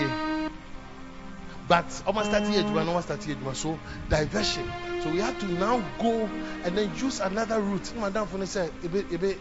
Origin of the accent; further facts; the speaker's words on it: Ghana; I'm from Ghana.